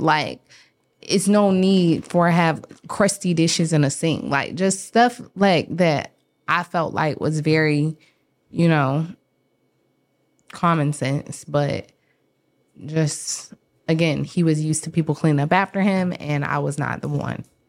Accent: the South, United States; I am from the South

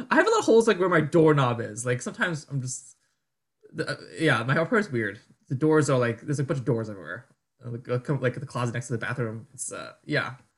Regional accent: New Jersey, United States; moved away as an adult; now in New York, United States; I'm from Jersey. My family's from Jersey

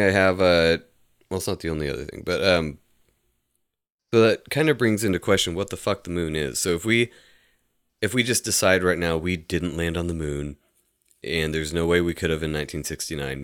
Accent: United States; we're American

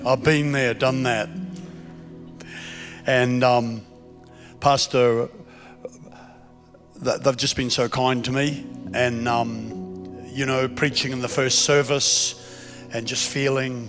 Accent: Queensland, Australia; I'm from Queensland, Australia

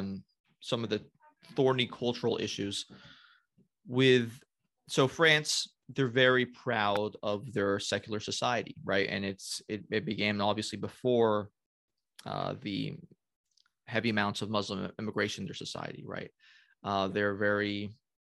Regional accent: United States; I am an American

